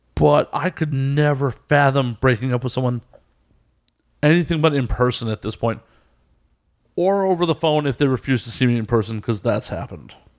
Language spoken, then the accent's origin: English; Chicago, Illinois, United States; From Chicago.